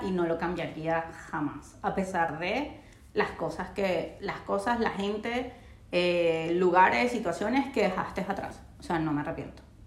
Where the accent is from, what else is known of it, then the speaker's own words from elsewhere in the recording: Venezuela; moved away as an adult; now in Chile; estoy en Chile, tengo cinco años, eh, no soy de Chile, pero tampoco soy de Venezuela. O sea, yo sé que yo voy a Venezuela y voy a ser una extranjera